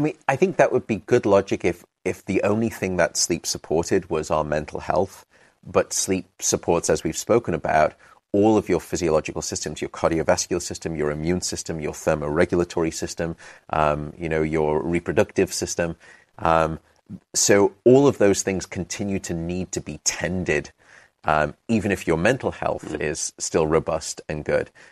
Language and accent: English; United Kingdom; also born or lived in London; I'm British